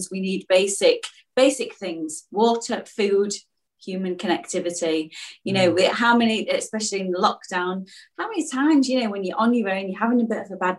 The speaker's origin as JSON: {"language": "English", "town": "Mansfield", "region": "East Midlands", "country": "United Kingdom", "moved": "yes", "said": "we're both from this from the similar neck of the woods"}